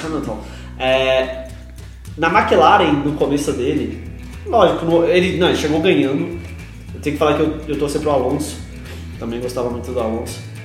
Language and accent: Portuguese; Santos, São Paulo, Brazil; sou de Santos, eu torço pra Portuguesa Santista